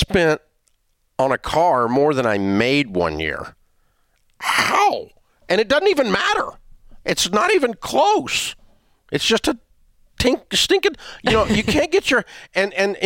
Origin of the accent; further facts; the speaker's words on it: Antioch, Tennessee, United States; I'm a kid from Antioch, Tennessee